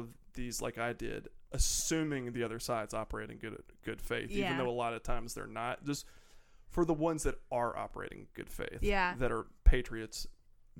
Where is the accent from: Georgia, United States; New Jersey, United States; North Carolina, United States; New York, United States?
Georgia, United States; Atlanta; I'm fucking from there